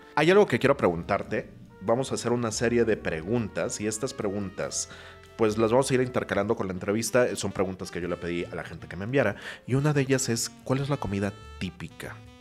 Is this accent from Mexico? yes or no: yes; Mexico; yo voy como mexicano